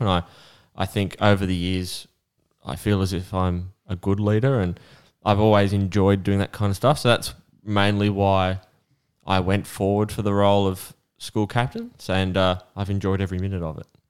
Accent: Australia; I'm an Aussie with Aussie heritage

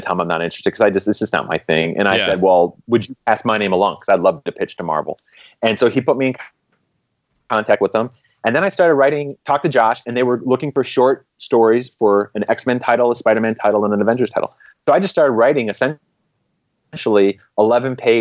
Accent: Michigan, United States; moved away as an adult; now in California, United States; growing up in Michigan

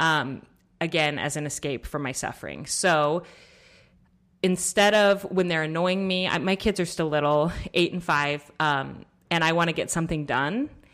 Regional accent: Colorado, United States; I grew up in Colorado.

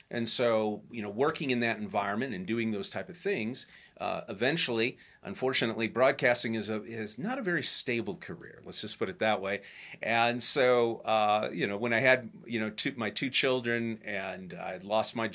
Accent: Illinois, United States; you know, growing up outside of Chicago.

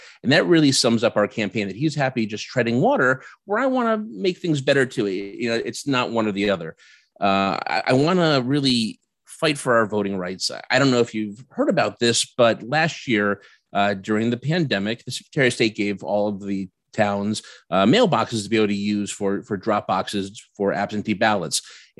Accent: Vernon, Connecticut, United States; also born or lived in Washington D.C.; I am from Vernon, Connecticut. I'm running for mayor here.

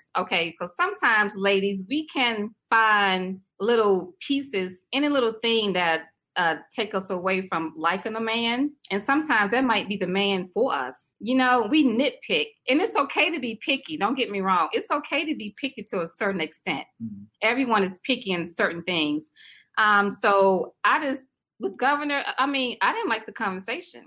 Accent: South Carolina, United States; also born or lived in Washington, D.C.; now in Raleigh, United States; I'm originally from South Carolina. You might can tell my little accent

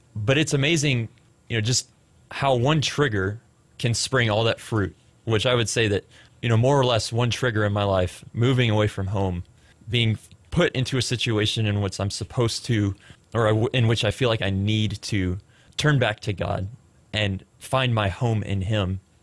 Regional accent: Frisco, Texas, United States; also born or lived in Plano, Texas; I was born in Plano, went to Frisco schools for the majority of my childhood, graduated from Liberty High School out in Frisco, Texas

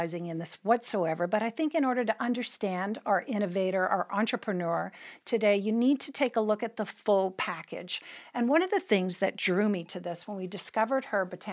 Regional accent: Canada; as a Canadian born, tea time was kind of religious for us

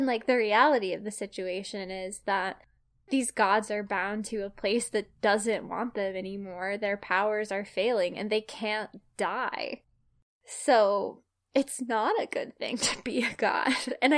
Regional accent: Appalachia, United States; I technically qualify for a minority scholarship because I am Appalachian white, which is a historically, economically disadvantaged, region.

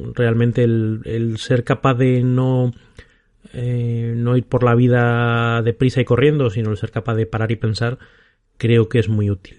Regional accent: Salamanca, Castile and León, Spain; also born or lived in Bilbao / Madrid; now in Aranda de Duero, Spain; soy de Salamanca y después de vivir en Bilbao y en Madrid, ahora vivo en Aranda de Duero, Burgos

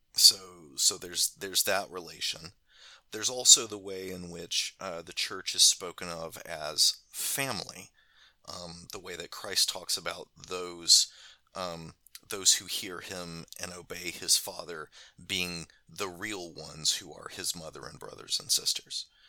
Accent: United States; as an American

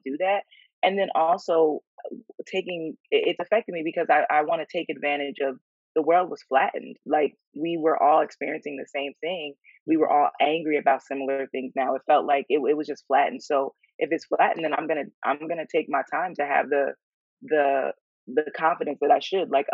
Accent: York, Pennsylvania, United States; moved away as an adult; also born or lived in Philadelphia, Pennsylvania; now in New York, United States; I'm from York, Pennsylvania. There's, you know, Amish people close to us in Lancaster

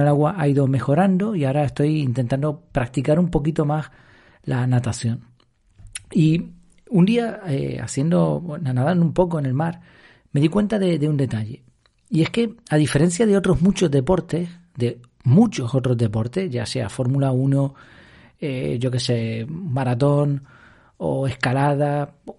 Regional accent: Madrid, Community of Madrid, Spain; now in Gran Canaria, Spain; yo no soy canario 100%, nací en Madrid, pero me considero casi, casi ya canario

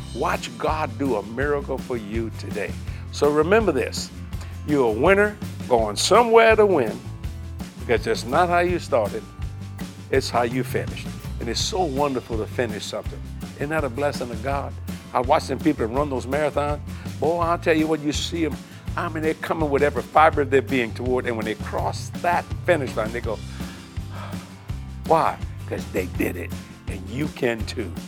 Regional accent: United States; I'm an American

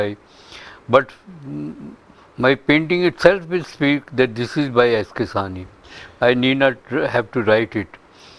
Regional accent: Delhi, India; now in United States; Yes, I'm from India. {S0} Yes. {S1} And from Delhi itself. And I worked there for a number of years.

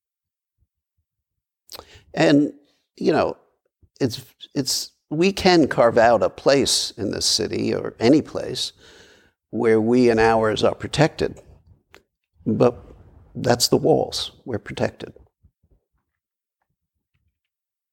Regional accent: New York City, New York, United States; moved away as an adult; I was born and raised in Brooklyn

